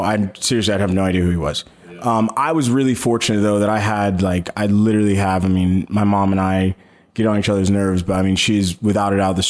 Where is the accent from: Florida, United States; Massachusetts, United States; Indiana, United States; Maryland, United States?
Florida, United States; St. Petersburg; also born or lived in Detroit, Michigan / Fort Lauderdale, Florida / Tampa, Florida; I was raised in St. Pete, went to high school in St. Pete and Safety Harbor